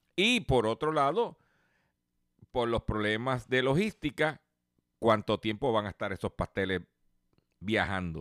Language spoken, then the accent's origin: Spanish; Puerto Rico; nosotros somos territorio y somos parte de los Estados Unidos